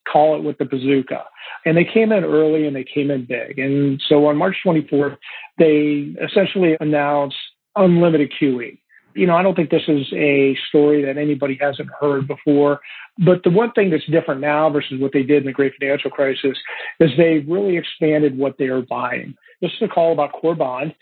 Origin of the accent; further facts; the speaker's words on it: Ohio, United States; I grew up in Ohio